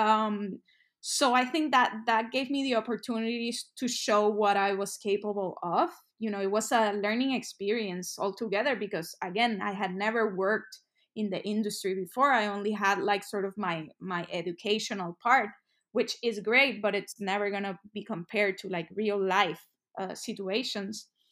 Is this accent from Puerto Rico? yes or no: yes; San Juan, Puerto Rico; moved away as an adult; also born or lived in New York; I'm from San Juan, Puerto Rico, so the Caribbean. Um, and I lived, I'm, I'm right here in Puerto Rico right now for the holidays. So I, I lived here pretty much all my life until I was, like, eighteen